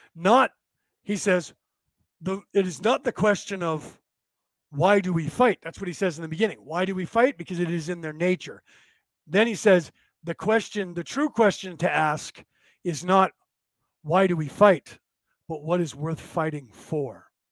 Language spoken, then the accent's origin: English; United States; I was born in America